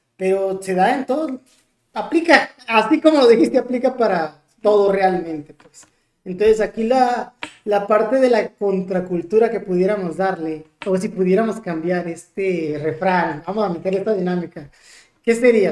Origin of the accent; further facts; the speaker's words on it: Ciudad Obregón, Sonora, Mexico; acá en Ciudad Obregón, de donde soy oriundo